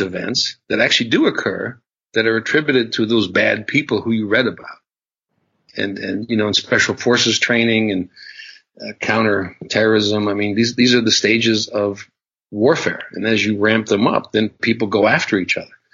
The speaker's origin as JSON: {"language": "English", "country": "United States", "said": "being an American"}